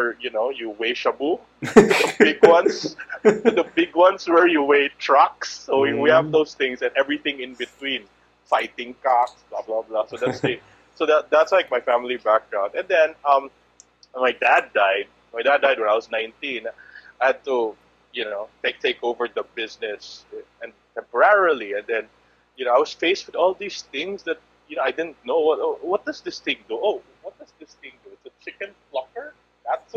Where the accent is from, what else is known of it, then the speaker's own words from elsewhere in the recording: Cebu, Central Visayas, Philippines; also born or lived in Manila; born and raised in Cebu, went to school in Manila, lived in a few places, all over the world